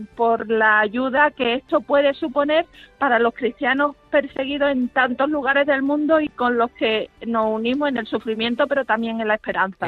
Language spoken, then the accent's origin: Spanish; Málaga, Andalusia, Spain; yo soy malagueña